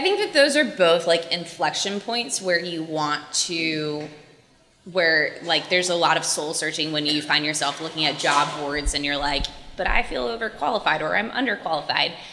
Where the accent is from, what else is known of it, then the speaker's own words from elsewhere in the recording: Clemson, South Carolina, United States; moved away; I was from a little town called Clemson.